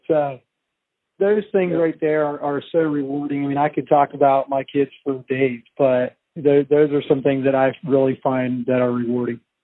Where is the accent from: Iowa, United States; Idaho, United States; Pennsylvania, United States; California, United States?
Pennsylvania, United States; moved away as an adult; also born or lived in British Columbia, Canada / Virginia; now in Shenandoah Valley, Virginia, United States; I actually was born and raised in Pennsylvania